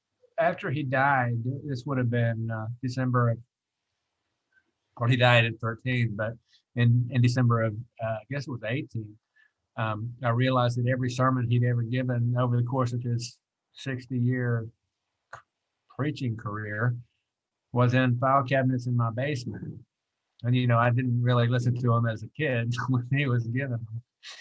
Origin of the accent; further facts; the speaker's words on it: outside Birmingham, Alabama, United States; I was born in April of 1963, which is the precise moment outside Birmingham, Alabama